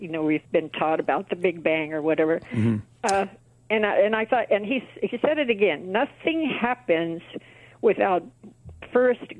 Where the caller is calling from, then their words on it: Yermo, California, United States; No, uh, Yermo, California, which is uh, near Barstow.